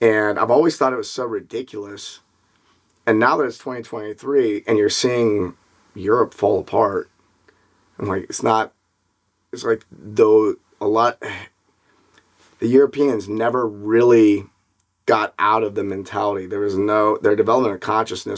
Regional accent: Memphis, Tennessee, United States; I grew up in Memphis, Tennessee, which is 60% black

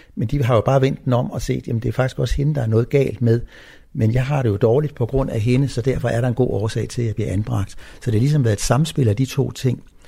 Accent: Copenhagen, Capital Region of Denmark, Denmark; Jeg er født i København

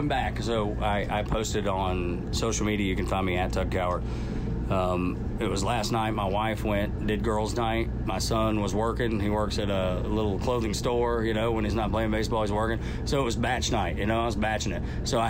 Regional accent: Dalton, Georgia, United States; also born or lived in Atlanta, Georgia; now in Alpharetta, United States; And I'm from Northwest Georgia, from Dalton

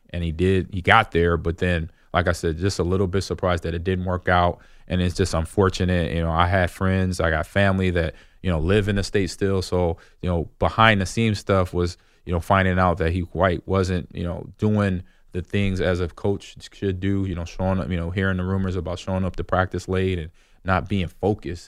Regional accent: Omaha, Nebraska, United States; I got to play in my hometown. It was, I played for the Omaha Nighthawks

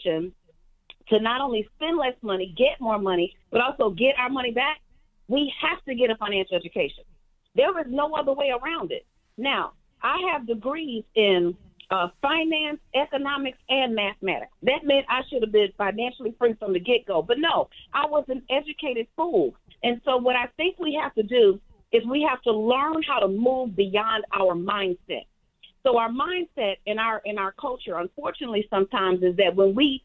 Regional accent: Chicago, Illinois, United States; I was born and raised in Chicago

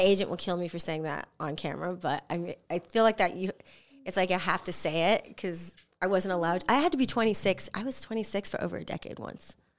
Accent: San Diego, California, United States; teenager growing up in San Diego

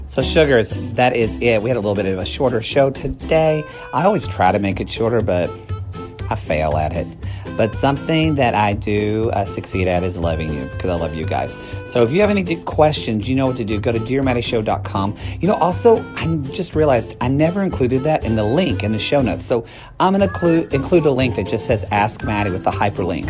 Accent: the South, United States; moved away; also born or lived in Oklahoma / Texas; I'm originally from Oklahoma and Texas

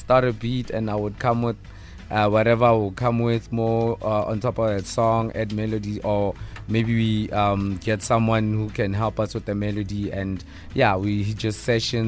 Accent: Soshanguve, Gauteng, South Africa; moved away as an adult; now in Centurion, South Africa; I grew up in Soshanguve. I was born in Soshanguve. I grew up in Soshanguve

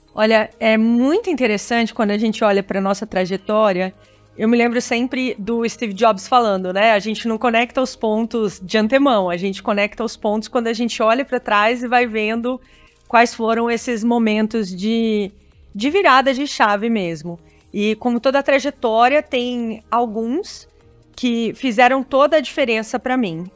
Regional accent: Brazil; also born or lived in Silicon Valley; como brasileiros

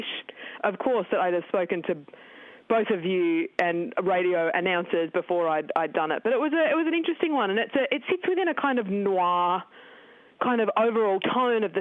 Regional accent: Tasmania, Australia; I grew up in Tasmania in the 80s and 90s

